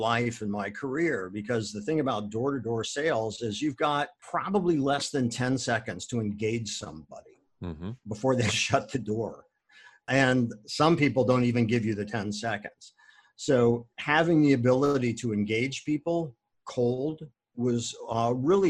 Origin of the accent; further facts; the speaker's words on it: Akron, Ohio, United States; I was born and raised in Akron, Ohio